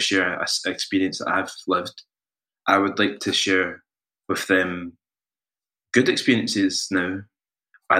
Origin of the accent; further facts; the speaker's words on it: Scotland, United Kingdom; we're not Kenyan, we're not Nigerian, we're Scottish